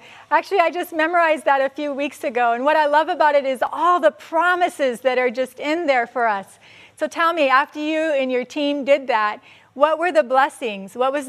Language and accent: English; United States; I'm American, I work in Asia.